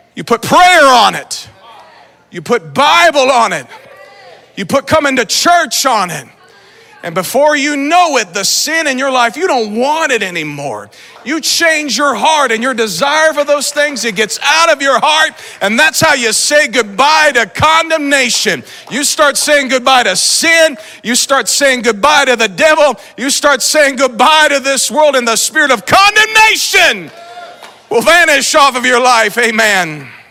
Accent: Lee's Summit, Missouri, United States; I'm from Lee Summit

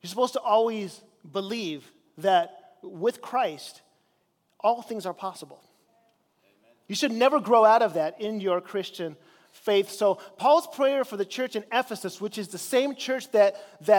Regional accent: Chile; now in United States; I grew up in Chile in South America

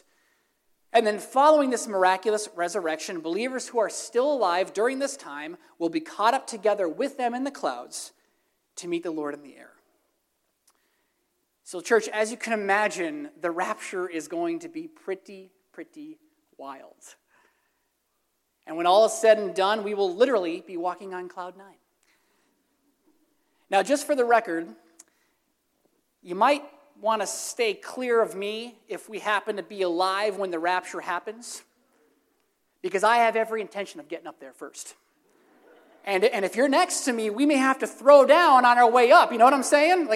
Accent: Throop, Pennsylvania, United States; I'm from Troop, Pennsylvania. We deal with potholes

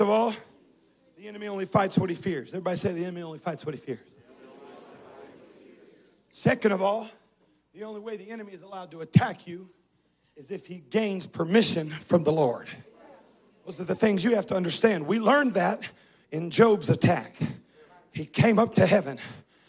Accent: Southern California, United States; moved away; I grew up in California

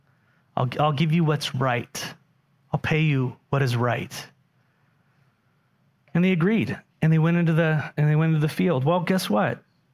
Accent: San Diego, California, United States; moved away; when I grew up in San Diego

